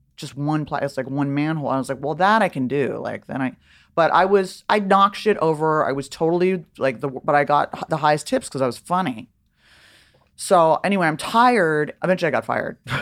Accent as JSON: {"language": "English", "town": "Beverly Hills", "region": "California", "country": "United States", "tie": "born or raised there", "also_born_or_lived": "Laurel Canyon", "said": "I grew up in Beverly Hills in Laurel Canyon"}